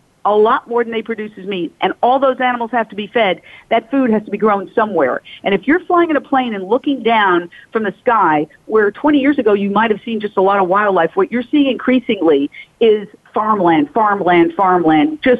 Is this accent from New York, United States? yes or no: yes; New York City, New York, United States; I grew up in Midtown Manhattan